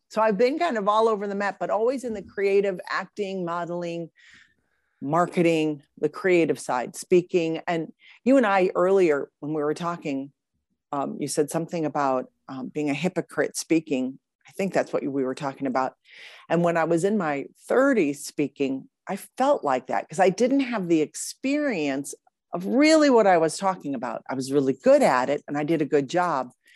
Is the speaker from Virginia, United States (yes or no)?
no; Grosse Pointe, Michigan, United States; born or raised there; moved away as an adult; also born or lived in Boca Raton, Florida; now in Austin, United States